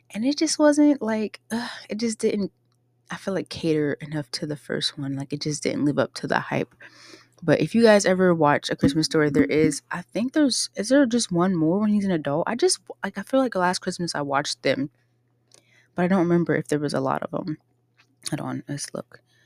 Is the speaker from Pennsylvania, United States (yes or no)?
yes; Pittsburgh, Pennsylvania, United States; now in Ohio, United States; I grew up in Pittsburgh, Pennsylvania